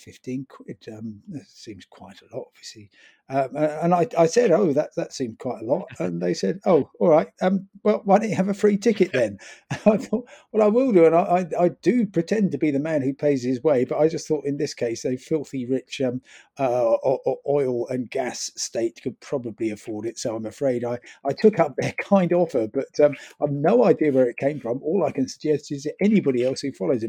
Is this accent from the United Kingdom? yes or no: yes; London, United Kingdom; I'm from London